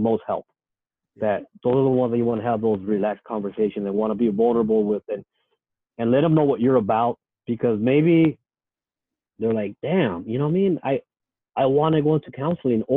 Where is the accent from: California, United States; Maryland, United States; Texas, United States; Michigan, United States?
California, United States; San Diego; I grew up in Logan Heights. I still live here